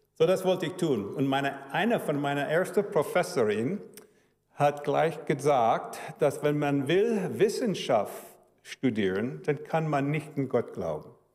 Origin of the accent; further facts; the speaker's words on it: Chicago, Illinois, United States; German is a second language; also born or lived in Cologne, Germany; Meine Eltern waren Deutsche, Chicago, Dennis, wo ich bin aufgewachsen